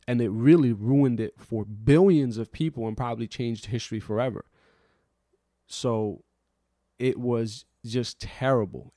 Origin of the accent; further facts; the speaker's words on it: New York City, New York, United States; I grew up in New York City after September eleventh as someone who was of the Muslim faith.